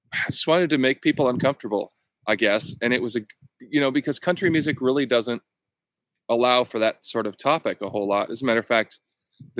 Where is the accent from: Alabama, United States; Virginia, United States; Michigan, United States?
Michigan, United States; outside of Detroit; I grew up outside of Detroit